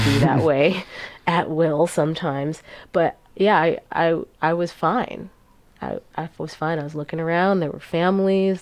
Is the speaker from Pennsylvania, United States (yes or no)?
no; New York City, New York, United States; I grew up in New York City